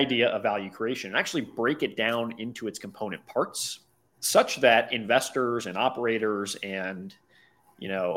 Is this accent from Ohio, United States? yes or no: yes; Cincinnati, Ohio, United States; I was born and raised in Cincinnati, Ohio in the Midwest